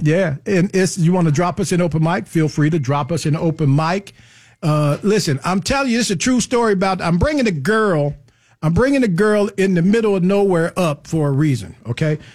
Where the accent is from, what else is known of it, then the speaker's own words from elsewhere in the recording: Pahokee, Florida, United States; now in Lake Mary, United States; I come from a place called Pahokee